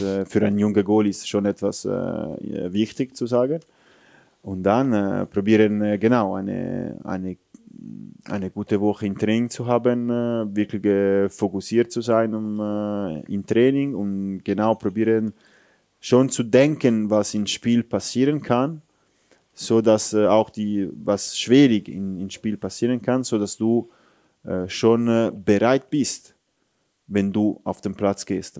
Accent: Italy; German is a second language; moved away as an adult; now in Switzerland; ich bin ein stolzer Italiener

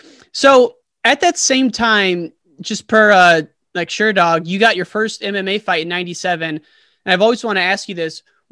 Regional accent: United States; I grew up in the Quad Cities near the Militage Academy

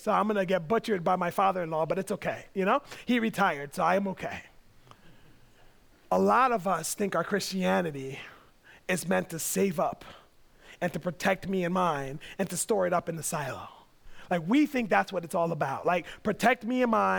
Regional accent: United States; I grew up in America

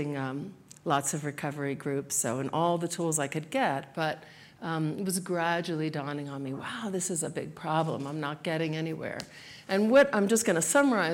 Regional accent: New Jersey, United States; moved away; also born or lived in South Florida; I grew up in New Jersey mostly

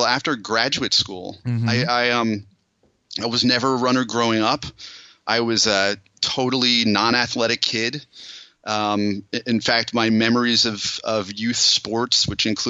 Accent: Allentown, Pennsylvania, United States; moved away as an adult; also born or lived in Boulder, Colorado; I grew up near Allentown, Pennsylvania.

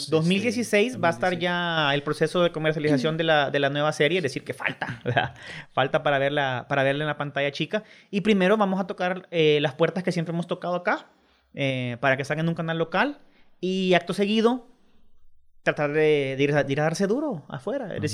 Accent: El Salvador; Gracias a Dios tenemos un acento bien neutro, es decir, los salvadoreños no tienen mucho, tendremos un cantadito por ahí, pero...

